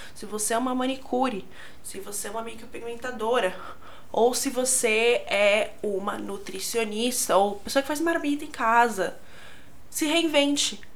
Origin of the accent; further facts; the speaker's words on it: São Paulo, Brazil; eu sou de São Paulo